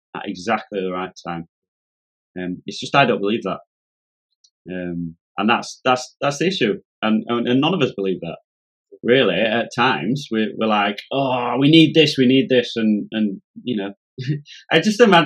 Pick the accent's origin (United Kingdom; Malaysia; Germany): United Kingdom; Yorkshire and the Humber; I'm a Yorkshireman